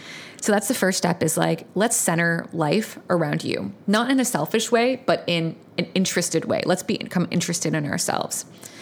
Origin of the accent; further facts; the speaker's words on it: Virginia, United States; I grew up in Virginia, in Northern Virginia. I was raised by a single mom, and she was an immigrant from Vietnam.